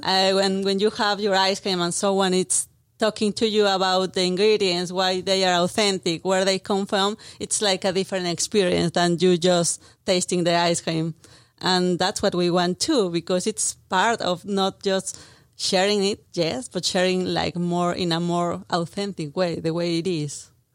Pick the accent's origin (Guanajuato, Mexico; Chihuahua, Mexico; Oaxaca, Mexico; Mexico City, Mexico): Mexico City, Mexico; English is a second language; moved away as an adult; I'm from Mexico City, as you can hear from my accent